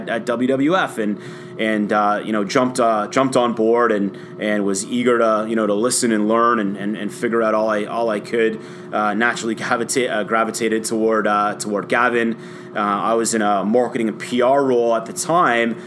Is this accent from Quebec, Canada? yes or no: no; Toronto, Ontario, Canada; I've loved our hometown teams, Leaf fan, you know, growing up. Raptors fan